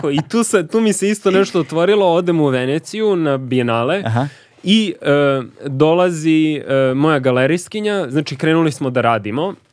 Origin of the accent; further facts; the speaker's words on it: Belgrade, Serbia; iz Beograda. Srbin!